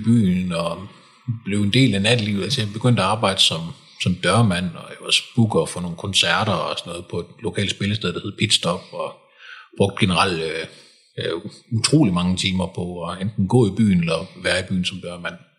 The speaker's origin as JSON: {"language": "Danish", "town": "Kolding", "region": "Southern Denmark", "country": "Denmark", "tie": "born or raised there", "also_born_or_lived": "Frederiksberg", "moved": "yes", "lives_now": "Lyngby, Denmark", "said": "jeg kommer oprindeligt fra, fra Kolding"}